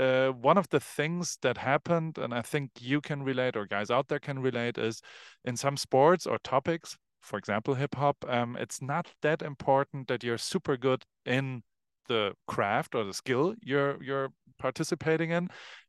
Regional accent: Heidelberg, Baden-Württemberg, Germany; Okay, so I grew up in Germany, in Heidelberg

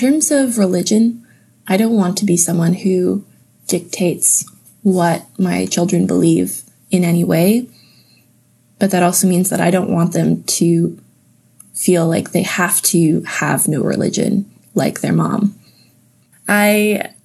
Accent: Napanee, Ontario, Canada; also born or lived in Indonesia; home evolved into the building that I grew up in Napanee

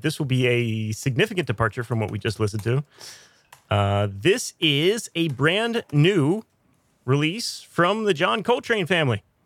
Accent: United States; I am an American

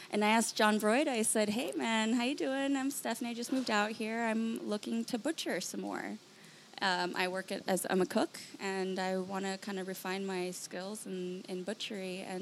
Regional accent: Palm Springs, California, United States; moved away as an adult; now in Los Angeles, United States; born and raised in Palm Springs.

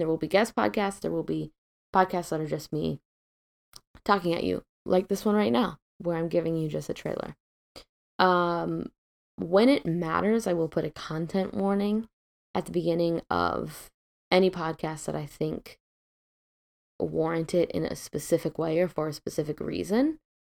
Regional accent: Midwest, United States; now in West Coast, United States; I'm originally from the Midwest. I grew up in a relatively liberal town

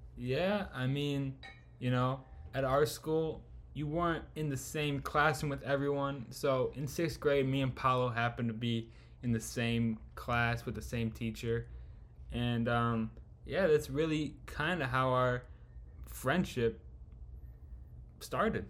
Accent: Chicago, Illinois, United States; born and raised in chicago

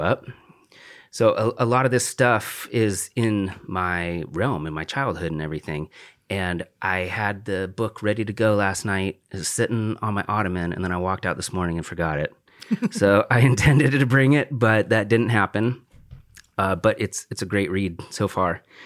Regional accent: The Dalles, Oregon, United States; I grew up in the Dalles

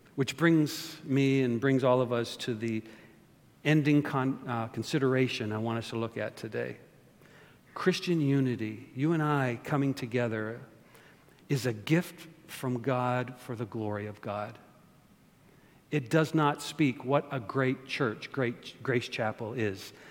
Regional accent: Canada; now in United States; I'm not only born and raised in Canada, but I'm a citizen of the United States of America.

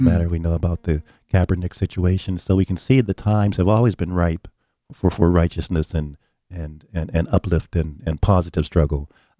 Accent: New Haven, Connecticut, United States; I grew up in the West Rock area.

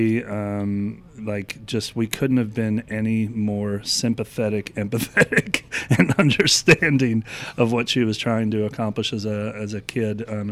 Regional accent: Philadelphia, Pennsylvania, United States; now in Atlanta, United States; we grew up in Philadelphia

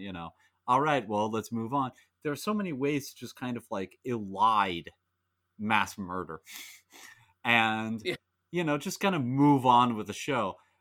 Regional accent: United States; as an American

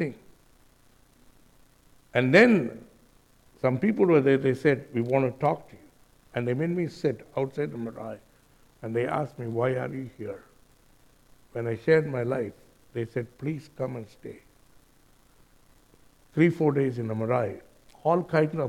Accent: India; moved away; also born or lived in Auckland, New Zealand; I'm an Indian.

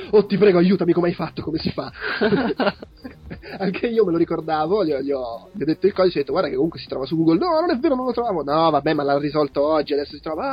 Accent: Italy; Io sono del, ah, io sono dell'Italia.

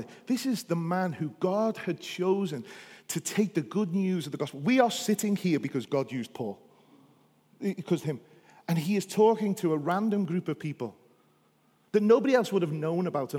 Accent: Liverpool, North West England, United Kingdom; I feel more Northern Irish than I do English. Amen. And I think that's because being a Scouser, we just got a bit of everything in us.

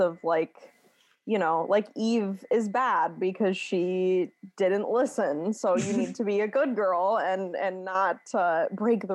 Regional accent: United States; I'm from the United States. I'm in Georgia right now

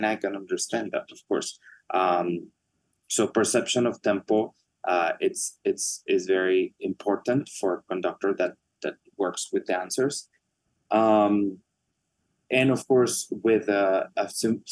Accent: Mexico; moved away; Mexico for the second time, my home country

